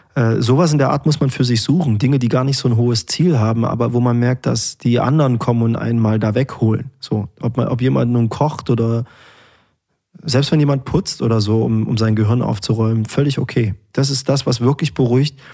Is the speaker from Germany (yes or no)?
yes; Erfurt, Thuringia, Germany; Es ist meine Heimatstadt